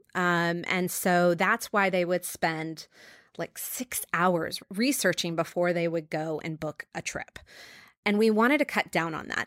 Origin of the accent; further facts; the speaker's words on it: New York, United States; moved away; also born or lived in Los Angeles; I was born in New York